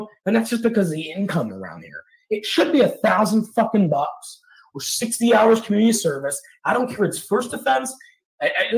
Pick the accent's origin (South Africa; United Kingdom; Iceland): United Kingdom; Scotland; now in Atlanta, United States; Previous to the United States, I'm from Scotland